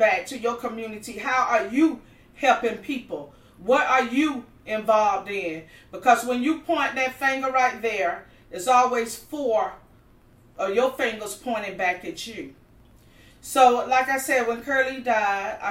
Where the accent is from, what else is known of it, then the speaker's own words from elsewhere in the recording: North Carolina, United States; moved away as an adult; now in Miami, United States; I was born and raised in North Carolina